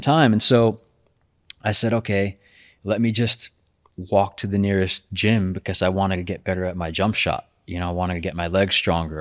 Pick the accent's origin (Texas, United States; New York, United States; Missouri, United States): New York, United States; New York City; I'm also from Brooklyn, born and raised.